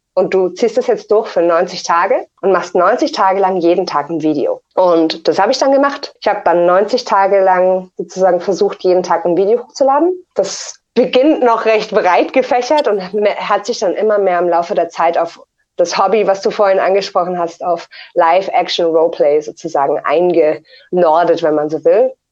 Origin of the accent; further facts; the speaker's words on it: near Munich, Bavaria, Germany; ich komme aus der Nähe von München.